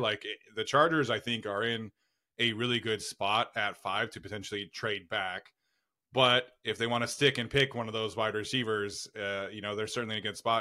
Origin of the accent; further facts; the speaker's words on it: Utah, United States; now in California, United States; I'm from Utah